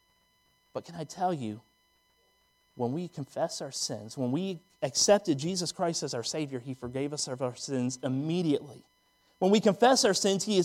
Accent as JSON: {"language": "English", "region": "Northern Virginia", "country": "United States", "tie": "born or raised there", "moved": "yes", "lives_now": "Kingsport, United States", "said": "When I grew up in Northern Virginia"}